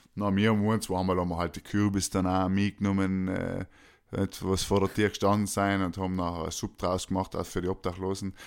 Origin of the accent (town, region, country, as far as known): Austria